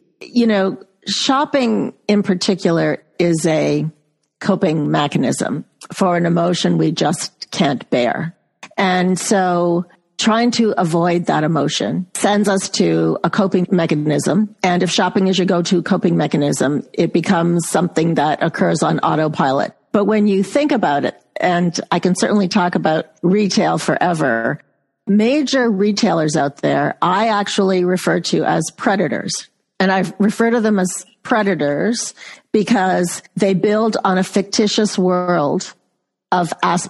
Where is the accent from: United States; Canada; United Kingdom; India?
Canada; accent: Canadian; And you'll probably see my Canadian accent come out in about a half an hour after talking with you.